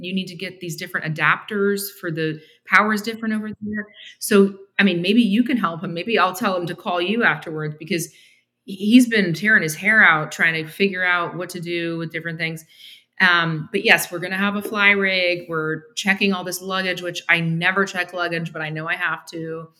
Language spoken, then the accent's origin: English; Canada; moved away as an adult; also born or lived in Toronto; now in Argyle, United States; we both speak French because we grew up in Canada